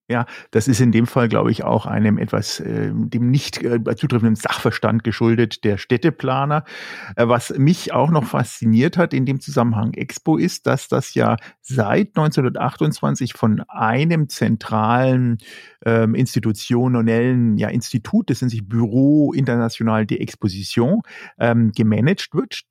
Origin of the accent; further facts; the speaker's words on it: Germany; als Deutscher